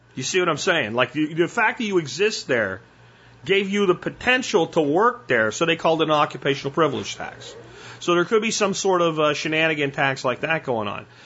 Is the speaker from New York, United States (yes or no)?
no; Pottsville, Pennsylvania, United States; growing up in Pennsylvania